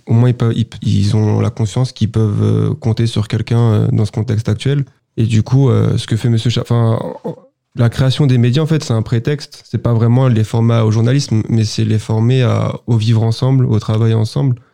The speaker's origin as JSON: {"language": "French", "town": "Sartrouville", "region": "Île-de-France", "country": "France", "tie": "born or raised there", "said": "beaucoup viennent du quartier là où j'ai grandi"}